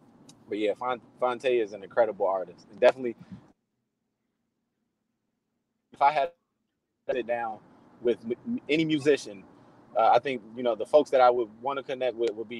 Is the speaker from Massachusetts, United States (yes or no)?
no; Inglewood, California, United States; guys, you know, that I grew up in Inglewood, you know, haven't been able to work themselves out.